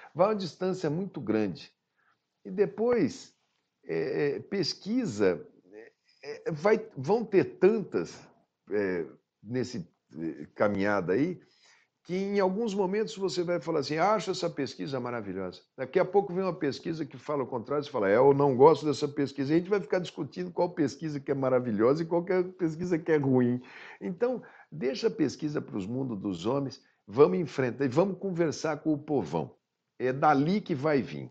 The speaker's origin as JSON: {"language": "Portuguese", "region": "Mato Grosso do Sul", "country": "Brazil", "said": "eu sou de Mato Grosso do Sul"}